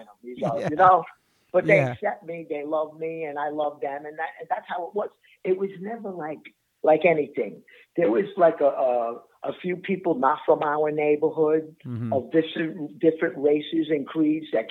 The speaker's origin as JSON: {"language": "English", "town": "New York City", "region": "New York", "country": "United States", "tie": "born or raised there", "said": "I just happen to come from here. This is where I live. This is where I'm born."}